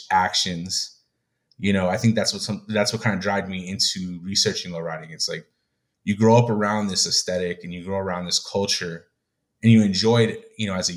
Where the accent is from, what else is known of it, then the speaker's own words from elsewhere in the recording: United States; me, myself, as, you know, as Mexican American Chicano